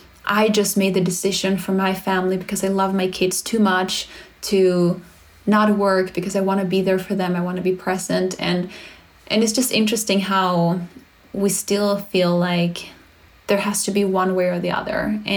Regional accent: Sweden; English is a second language; now in United States; I get reminded that we live in America where there is no support from others. I come from Sweden, so sometimes I forget how the system is just so incredibly broken in the US

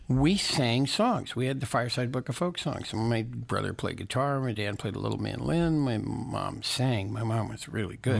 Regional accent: Santa Barbara, California, United States; also born or lived in Los Angeles, California / Westwood; I was born right here, Los Angeles, California

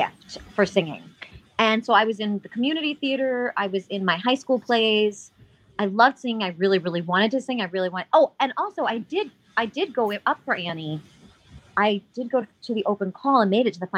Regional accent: New York City, New York, United States; also born or lived in Ithaca; I grew up in Brooklyn, so I've always been in the city

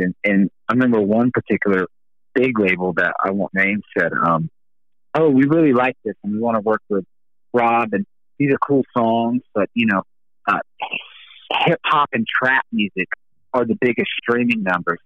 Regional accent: the South, United States; I grew up in the South

